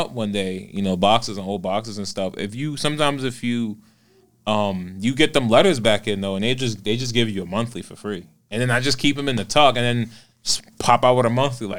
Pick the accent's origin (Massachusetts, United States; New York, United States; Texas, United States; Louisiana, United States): New York, United States; New York City; also born or lived in Florida; I'm from Brooklyn and Queens.